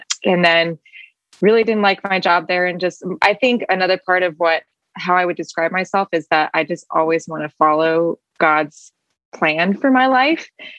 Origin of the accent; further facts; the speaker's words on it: Peoria, Illinois, United States; also born or lived in Paris, France / Belgium / Detroit; I was born in Paris, lived in Belgium. So in Europe for a total of 8 years before we moved to Detroit, because my dad started working for Caterpillar and then led me to Peoria.